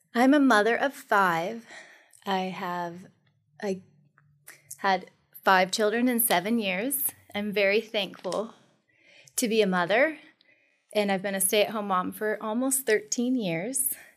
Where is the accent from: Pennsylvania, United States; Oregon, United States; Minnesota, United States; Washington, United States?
Washington, United States; Monroe; I am from Monroe. I'm a country girl